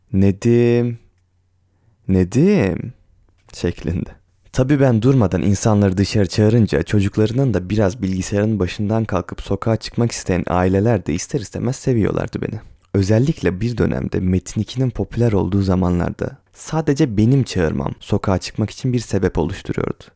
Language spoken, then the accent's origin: Turkish; Ereğli, Zonguldak, Turkey; born or raised there